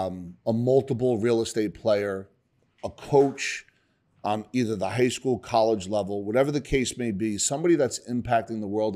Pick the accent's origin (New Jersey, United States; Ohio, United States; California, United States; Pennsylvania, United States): New Jersey, United States; Bayonne; I grew up in Bayonne, which is Hudson County, not far from Newark, where you grew up.